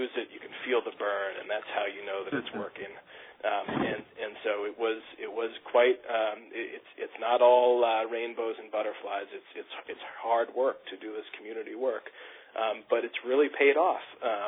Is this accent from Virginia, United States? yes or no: yes; Virginia, United States; now in Maine, United States; I came to Maine from Virginia